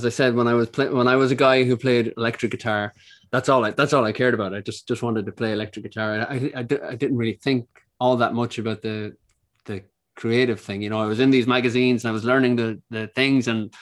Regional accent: Ireland; born or raised there

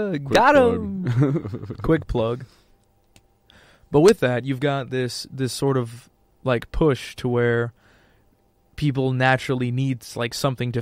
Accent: Montana, United States; I come from Montana

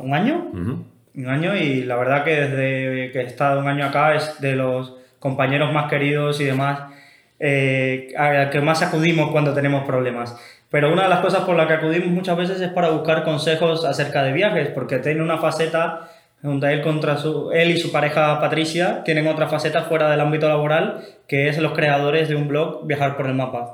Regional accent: Cuba; yo que soy cubano

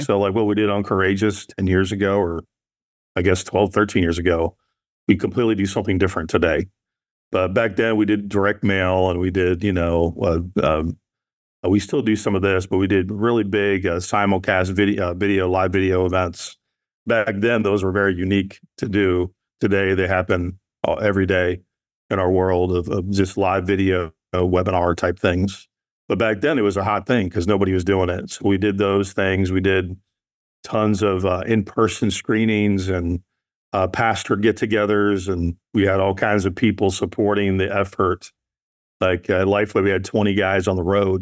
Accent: Nashville, Tennessee, United States; I'm from the South, right? I'm from Nashville.

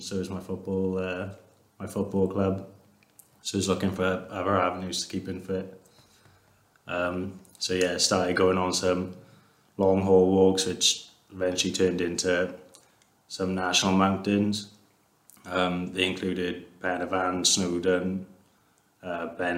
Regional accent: Rhondda area, Wales, United Kingdom; I'm from the Regent area

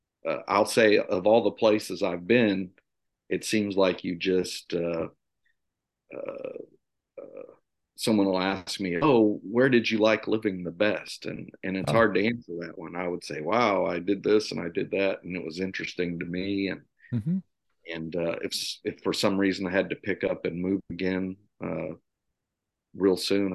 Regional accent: Missouri, United States; Well, this is always a difficult question for me to answer. but I will say, I say Missouri, right? We moved around a lot when I was growing up.

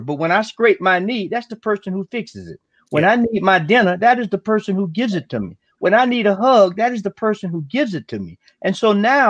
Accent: the South, United States; I grew up in the South during the 60s

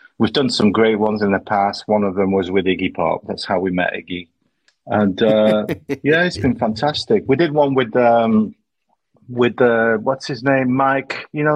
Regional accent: France; moved away as an adult; now in Manchester, United Kingdom; I'm half French, half British, and I grew up in France.

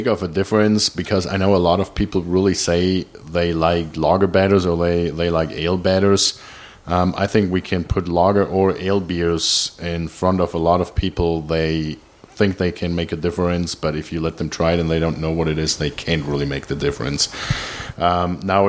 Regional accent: Germany; moved away as an adult; now in North Texas, United States; there was a family outing in a restaurant in Germany, and there was a picture where me as a little kid sitting on the table

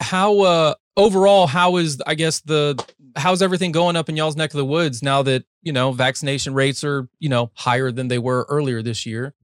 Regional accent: North Carolina, United States; also born or lived in Ohio; now in Texas, United States; I was born in Ohio, raised in North Carolina, and I've been in Texas for a better part of a decade now

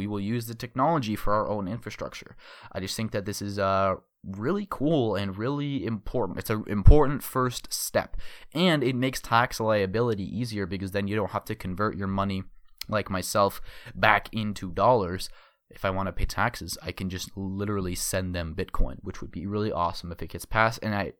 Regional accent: Arizona, United States; my home state, yes, home state of Arizona, I live in Phoenix

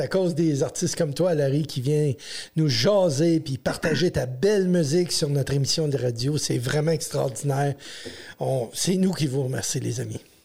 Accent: Ontario, Canada

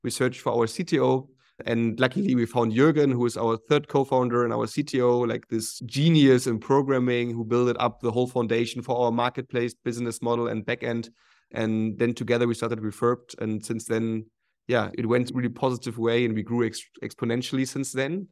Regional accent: Hamburg, Germany; moved away as an adult; also born or lived in Shanghai, China; I'm originally from Hamburg in Germany.

